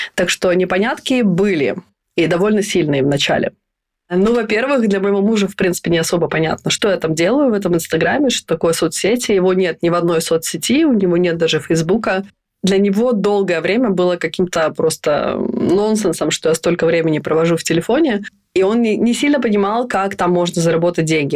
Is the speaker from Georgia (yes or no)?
no; Estonia; moved away as an adult; now in Stockholm, Sweden; Я родилась и выросла в Эстонии, и последние 14 лет живу в Стокгольме.